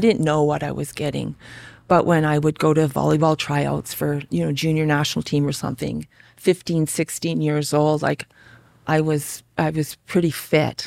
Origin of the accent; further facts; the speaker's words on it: Calgary, Alberta, Canada; also born or lived in Regina, Saskatchewan; I grew up in Calgary. Well, actually, I was born in Regina. Three years old, my parents moved to Calgary with our family.